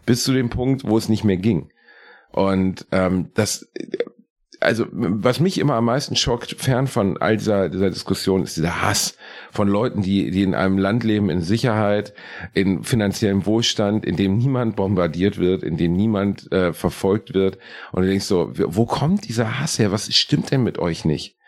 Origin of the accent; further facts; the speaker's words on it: Gelsenkirchen, North Rhine-Westphalia, Germany; in dem Stadtteil, in dem ich aufgewachsen bin, in Rotthausen